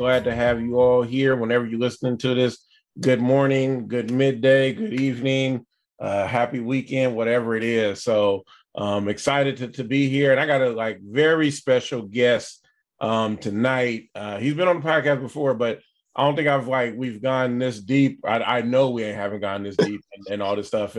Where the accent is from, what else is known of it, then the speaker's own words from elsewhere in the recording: Vallejo, California, United States; I came late from South Vallejo